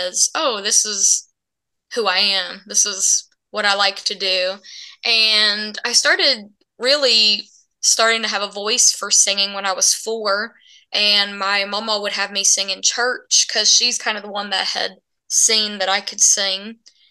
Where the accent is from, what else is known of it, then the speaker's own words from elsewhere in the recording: Bluefield, Virginia, United States; moved away as an adult; now in Nashville, United States; I was born and raised in Bluefield, Virginia.